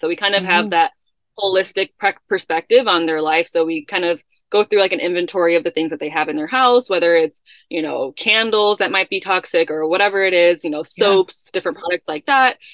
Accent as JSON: {"language": "English", "town": "Chicago", "region": "Illinois", "country": "United States", "tie": "born or raised there", "moved": "yes", "said": "that's where I grew up in Chicago"}